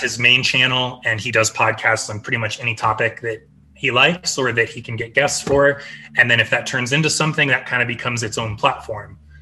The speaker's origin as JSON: {"language": "English", "region": "Midwest", "country": "United States", "tie": "born or raised there", "moved": "yes", "said": "I grew up in the Midwest, and like I grew up as a Cavs fan"}